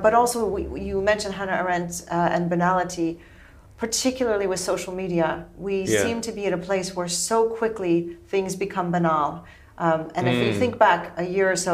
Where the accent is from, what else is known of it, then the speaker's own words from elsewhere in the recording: United States; I'm American